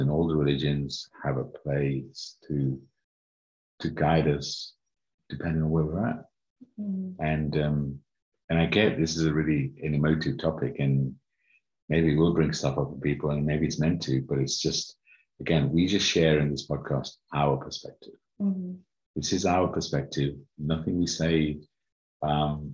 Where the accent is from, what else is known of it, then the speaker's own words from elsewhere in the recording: United Kingdom; also born or lived in Uganda; grew up in the UK, different parts of the UK